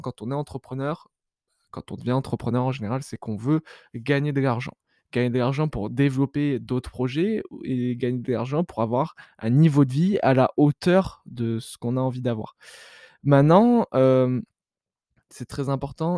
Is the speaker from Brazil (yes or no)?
no; France; dans laquelle je suis né, donc en France